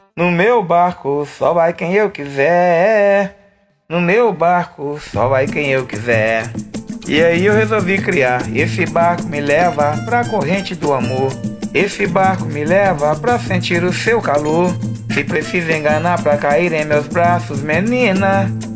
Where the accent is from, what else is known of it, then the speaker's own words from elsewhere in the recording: Olhos d'Água, Minas Gerais, Brazil; eu nasci em Olhos d'Água, Minas Gerais